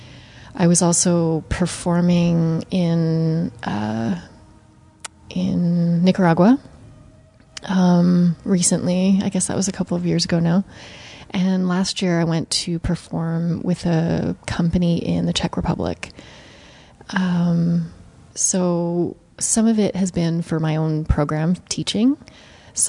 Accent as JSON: {"language": "English", "country": "Canada", "moved": "yes", "lives_now": "New York, United States", "said": "I would say that I'm always Canadian. It's definitely, my roots are Canadian, and I will always go back to Canada."}